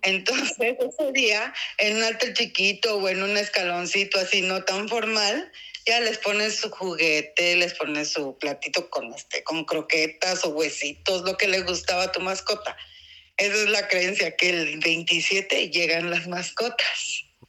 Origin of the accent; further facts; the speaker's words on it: Oaxaca, Mexico; soy de Oaxaca, Oaxaca. Aquí nací, tengo 48 años